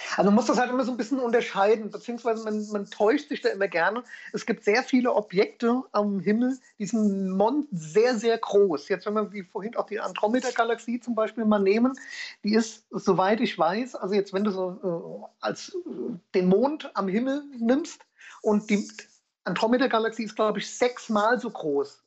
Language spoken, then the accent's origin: German; Ingelheim, Rhineland-Palatinate, Germany; komme aus Ingelheim, das ist in der Nähe von Mainz, ähm, schön Rheinland-Pfalz.